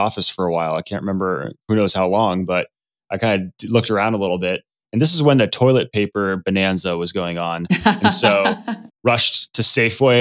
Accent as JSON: {"language": "English", "town": "Los Angeles", "region": "California", "country": "United States", "tie": "born or raised there", "said": "I was a small child growing up in Los Angeles"}